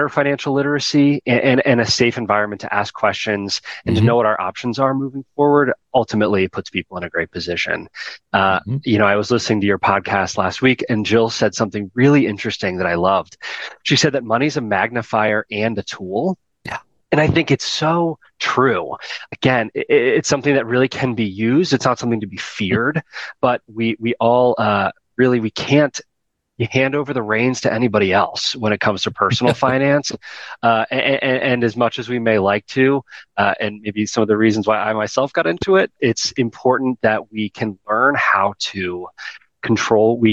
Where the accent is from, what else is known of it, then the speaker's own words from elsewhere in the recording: Baltimore, Maryland, United States; also born or lived in Midwest; Born and raised in Baltimore. I'm first generation Baltimore.